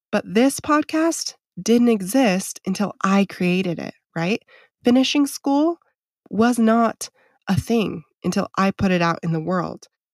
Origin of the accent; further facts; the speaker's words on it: Idaho, United States; I grew up on acreage in Idaho